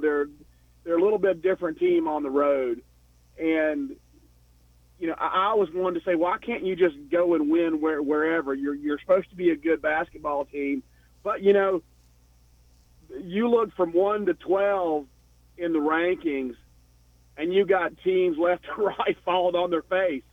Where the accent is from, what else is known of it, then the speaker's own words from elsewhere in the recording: Knoxville, Tennessee, United States; moved away as an adult; now in Atlanta, United States; I'm in Atlanta, but I'm from Knoxville. I've only been here for six years.